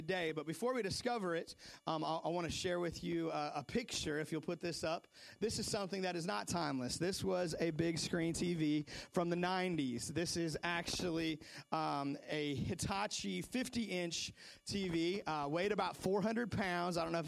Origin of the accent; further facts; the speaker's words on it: Seattle, Washington, United States; moved away; also born or lived in North Carolina; I remember growing up in Seattle, I was probably, I don't know, 7, 8 years old